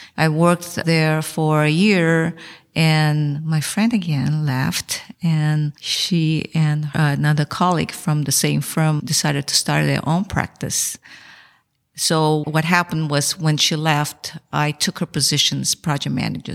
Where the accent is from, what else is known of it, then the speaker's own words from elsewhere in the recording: São Paulo, Brazil; moved away as an adult; also born or lived in Taiwan; now in United States; So I was born in Taiwan and my parents took me to Brazil when I was one year old. So I spent my childhood and I went to University of São Paulo